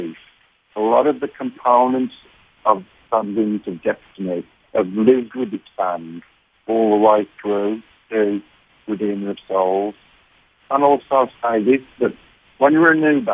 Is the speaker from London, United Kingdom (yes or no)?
no; Birmingham, West Midlands, United Kingdom; accent: Birmingham; my Birmingham accent